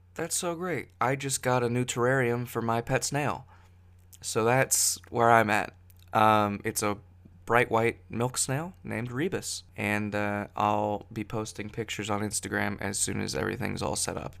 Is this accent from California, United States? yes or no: yes; near Santa Cruz and San Jose, Northern California, United States; now in Seattle, United States; I'm from Northern California. I'm from a near Santa Cruz, but not in Santa Cruz, near San Jose, but not in San Jose